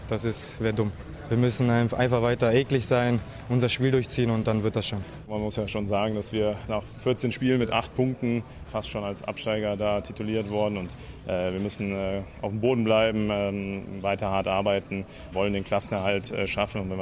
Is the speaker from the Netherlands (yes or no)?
yes; Netherlands; Wir kommen speziell aus Holland hier.